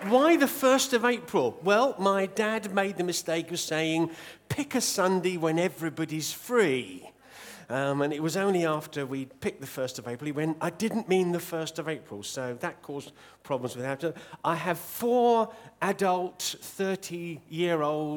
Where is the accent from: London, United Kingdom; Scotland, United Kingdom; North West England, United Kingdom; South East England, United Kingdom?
South East England, United Kingdom; Southampton; I'm from Southampton, England